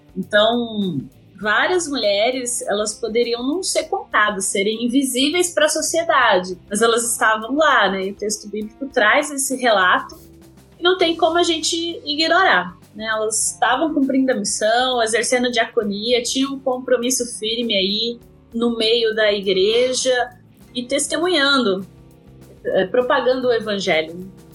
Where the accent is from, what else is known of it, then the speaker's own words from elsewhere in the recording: interior of São Paulo, Brazil; sou aqui do interior de São Paulo